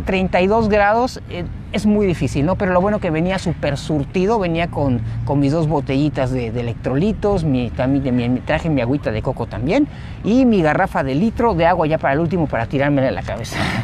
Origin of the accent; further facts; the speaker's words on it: Mexico City, Mexico; now in Cancún, Mexico; yo soy nativo de la Ciudad de México, pero ya tengo 22 años viviendo, bueno, 20 años aquí en, Cancún